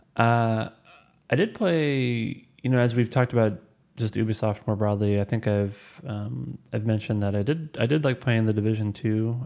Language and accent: English; Missouri, United States; I'm from Missouri